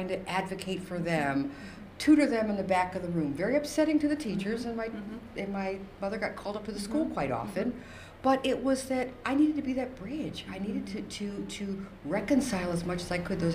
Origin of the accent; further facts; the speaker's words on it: Mystic, Connecticut, United States; also born or lived in New London, Connecticut; I'm from Mystic, Connecticut, so I was in New London